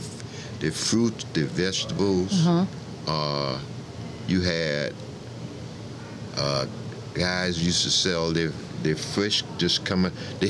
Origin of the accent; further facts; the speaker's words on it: Charleston, South Carolina, United States; I was born in Charleston, South Carolina in 1946. And I grew up downtown in what they call now, they used to call it the Borough, right where the Gilliard Auditorium is.